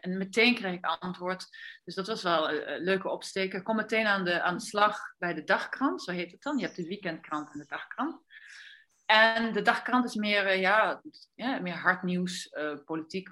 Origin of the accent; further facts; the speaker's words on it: Netherlands; now in Andalusia, Spain; ik kom uit Nederland